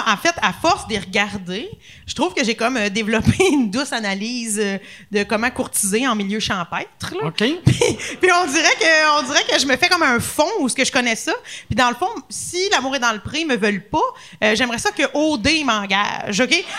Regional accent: Louiseville, Quebec, Canada; also born or lived in Lanaudière; je viens de la Naudière

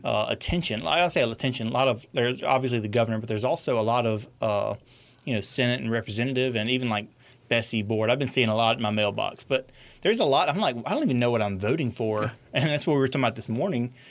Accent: Franklin Parish, Louisiana, United States; I grew up in Franklin Parish

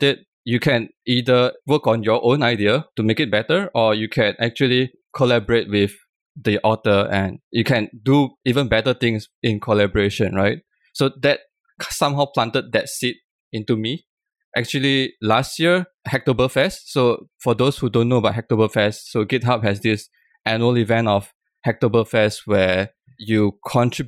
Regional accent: Malaysia; now in Singapore; I'm originally from Malaysia

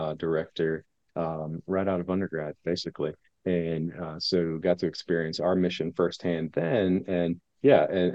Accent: Indianapolis, Indiana, United States; I'm from Indianapolis. You know, really have lived in and around this area my whole life.

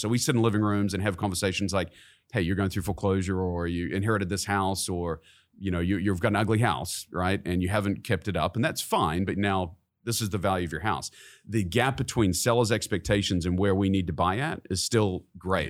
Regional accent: New Zealand; moved away as an adult; now in Kansas City, United States; I was born and raised in New Zealand.

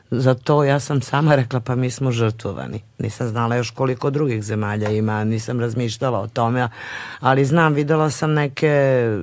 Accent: Serbia

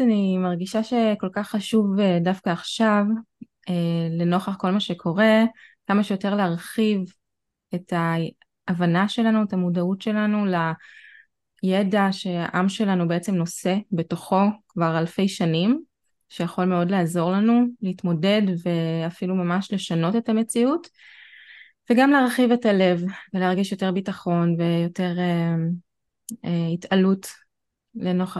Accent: Israel

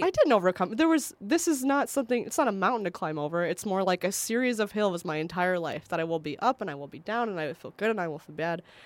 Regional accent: Northwest Indiana, United States; where I grew up in Northwest Indiana

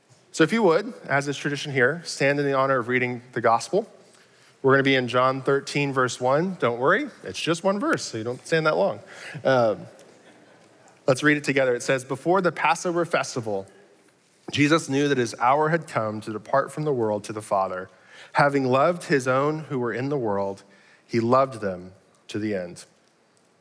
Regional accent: Arlington, Texas, United States; I'm from Arlington, grew up here

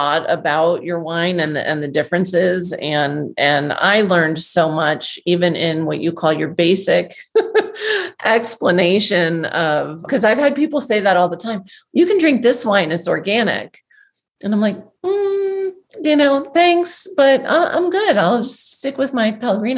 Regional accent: Northeast, United States; I grew up in the Northeast in the restaurant business

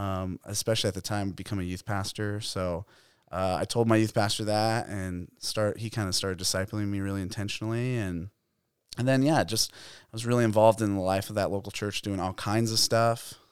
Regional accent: Phoenix, Arizona, United States; I grew up in Arizona. I grew up in East Phoenix, Arcadia area

